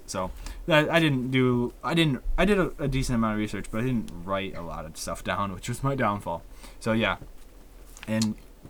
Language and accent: English; United States; we're American.